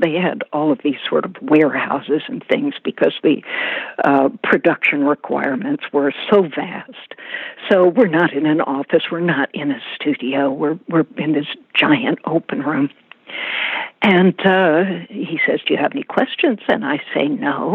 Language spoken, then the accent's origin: English; Charleston, South Carolina, United States; I grew up in Charleston, knowing all the plantations